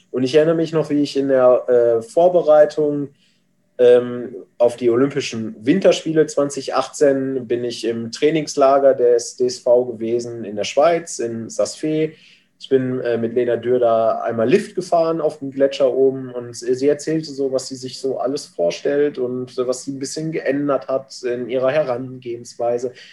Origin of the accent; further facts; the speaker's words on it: North Rhine-Westphalia, Germany; born there; Ich komme aus gebürtig aus dem Ruhrgebiet.